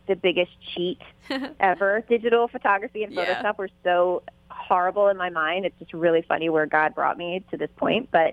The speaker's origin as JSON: {"language": "English", "town": "Philadelphia", "region": "Pennsylvania", "country": "United States", "said": "I'm from Philadelphia, Pennsylvania, and I started the Saints Project"}